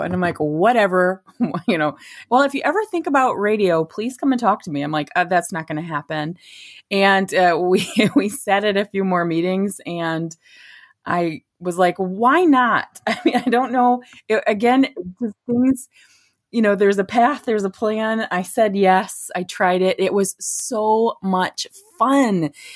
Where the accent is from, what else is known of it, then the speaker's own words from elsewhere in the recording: Beaverton, Michigan, United States; also born or lived in Midland, Michigan; now in Gladwin, United States; I grew up in Beaverton, Beaverton, Michigan